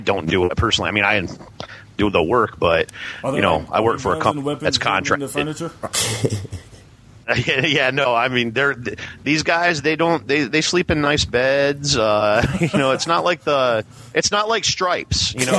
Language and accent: English; Lansing, Michigan, United States; moved away as an adult; now in Doha, Qatar; I'm calling from Doha, which is in Qatar. I'm actually from Lansing, Michigan, but I'm overseas doing some work.